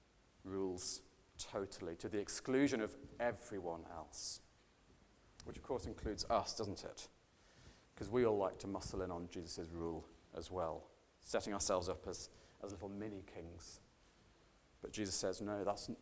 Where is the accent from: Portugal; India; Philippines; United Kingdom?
United Kingdom